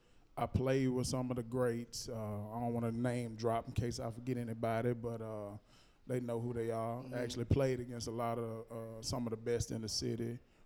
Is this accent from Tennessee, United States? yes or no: yes; Nashville, Tennessee, United States; I'm from here. I grew up in Madison.